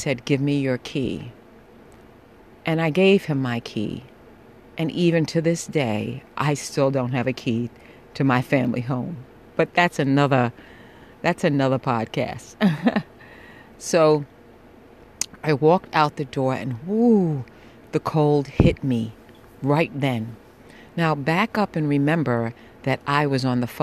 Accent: New York City, New York, United States; I am a New Yorker

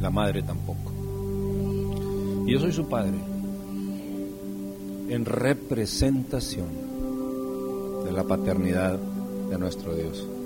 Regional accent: Michoacán, Mexico; Yo soy de Michoacán, desde aquí, … es de Michoacán.

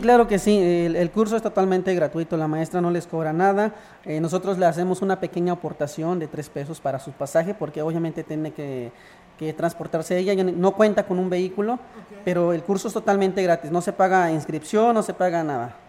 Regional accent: Ejido Ojo de Agua, San Luis Potosí, Mexico; now in Buenavista, Mexico; Yo nací en el ejido Ojo de Agua

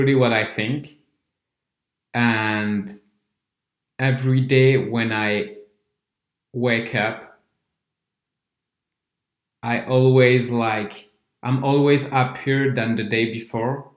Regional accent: France; English is a second language; I'm neither from England nor an English-speaking country. So I'm from France

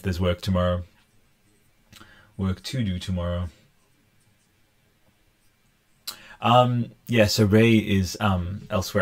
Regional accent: Newcastle, New South Wales, Australia; now in Canberra, Australia; I am from Canberra. Well, I was born in Newcastle, in here in here in Australia. And yeah, but I live in Canberra

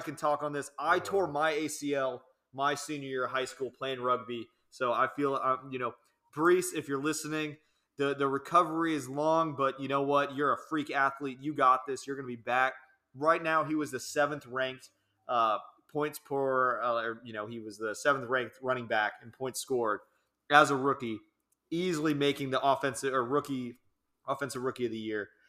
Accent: New Jersey, United States; they're essentially my hometown team, being from New Jersey, the New York Giants.

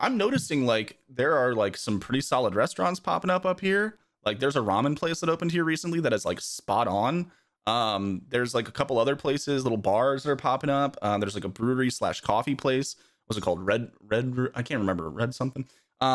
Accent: New Jersey, United States; I grew up in New Jersey. I spent a lot of time in New York.

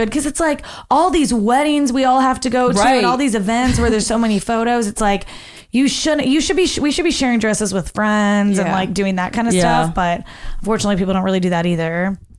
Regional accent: New York, United States; Hey, you guys, I'm from Long Island.

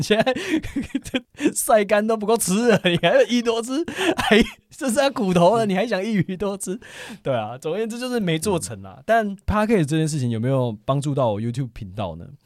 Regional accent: Taoyuan, Taiwan; 因为我现在住在桃园，然后嗯。离我老家很近，也在嗯。桃园

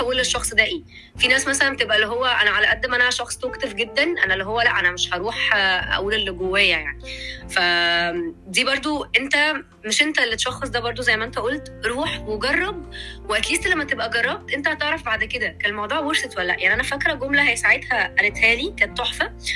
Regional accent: Egypt; عندنا في مصر

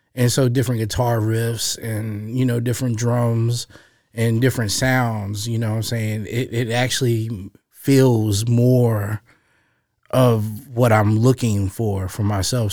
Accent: Roanoke, Virginia, United States; I was born and raised here in Roanoke, Virginia

